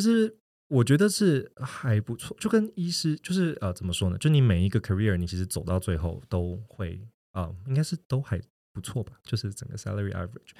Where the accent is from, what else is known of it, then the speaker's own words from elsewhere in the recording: Taiwan; moved away as an adult; also born or lived in New York / Shanghai / Hong Kong; 我是一个土生土长的台湾人，只是说我的二十几岁，啊，可能大部分的时间就都在，啊，四处，就纽约啊，然后上海跟香港流浪